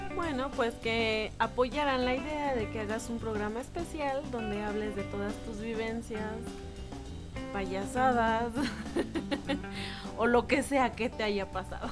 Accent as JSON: {"language": "Spanish", "country": "Mexico", "said": "como buen mexicano"}